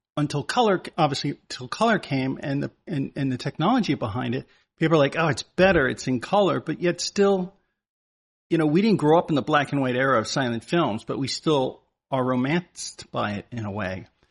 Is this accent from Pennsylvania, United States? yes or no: no; Connecticut, United States; the girls that I grew up with in Connecticut as a kid